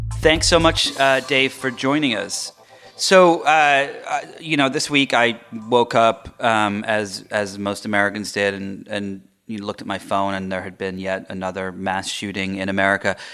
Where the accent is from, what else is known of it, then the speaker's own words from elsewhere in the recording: England, United Kingdom; moved away; I grew up in England.